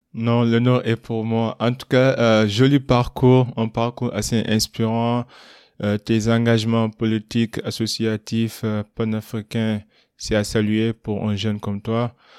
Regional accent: Kaolack, Senegal; j'ai grandi à Kaolek

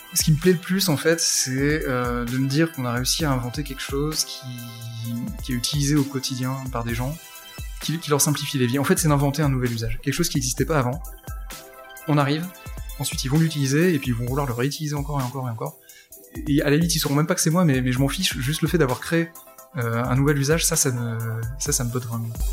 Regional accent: Lille, Hauts-de-France, France; also born or lived in Paris / Australia; je suis lillois

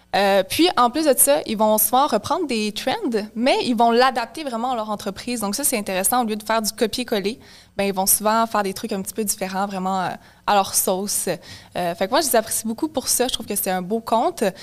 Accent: Mirabel, Quebec, Canada; je viens de Mirabel à Rive-Nord

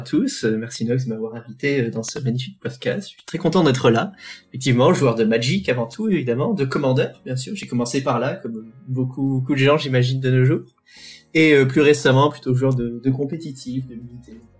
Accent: Toulouse, Occitania, France; now in Reims, France; je suis de Toulouse

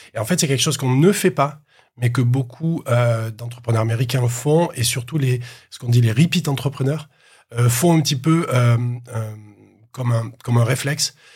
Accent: Marseille, Provence-Alpes-Côte d'Azur, France; je, suis né, à Marseille et ensuite je suis allé dans un petit village à côté de Marseille.

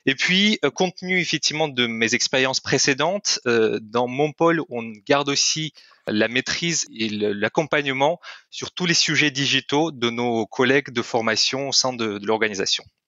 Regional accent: Kyrgyzstan; first language Russian; French is a second language; moved away as an adult; Je suis, je viens du Kyrgyzstan, c'est un petit pays en Asie centrale

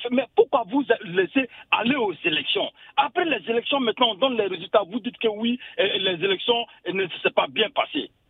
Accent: Côte d’Ivoire; now in Paris, France; je suis un Ivoirien vivant à Paris.

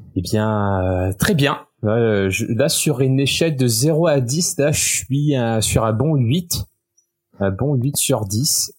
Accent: Réunion; first language French; moved away as an adult; also born or lived in Poitiers, France / Osaka, Japan / Sherbrooke, Canada / Paris, France; now in London, United Kingdom; je viens de l'île de la Réunion où bah, c'est un énorme melting pot culturel

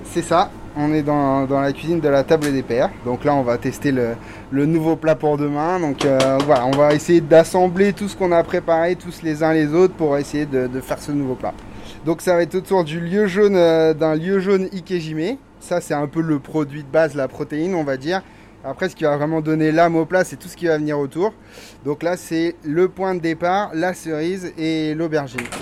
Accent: Bain-de-Bretagne, Brittany, France; now in Piré-Chancé, France; moi, je suis né à Bain-de-Bretagne

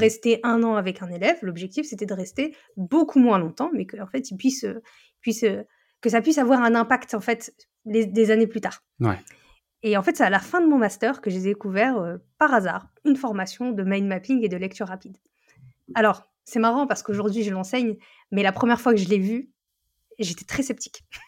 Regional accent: northern France, France; je viens du nord de la France

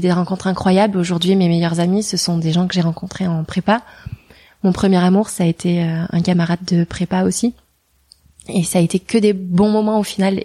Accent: Hendaye, Nouvelle-Aquitaine, France; moved away; j'ai grandi dans une ville qui s'appelle Andaille, qui est à la frontière euh, entre l'Espagne et, la France, sur la côte atlantique.

